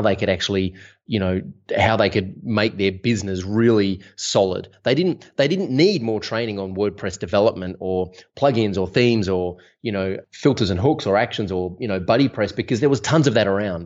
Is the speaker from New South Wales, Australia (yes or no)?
no; Melbourne, Victoria, Australia; I'm from Melbourne, Australia